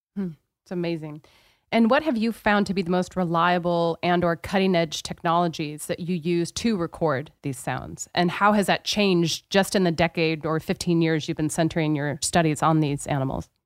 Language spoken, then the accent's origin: English; Pacific Northwest, United States; I'm from the Pacific Northwest, so this was very much a part of where I grew up.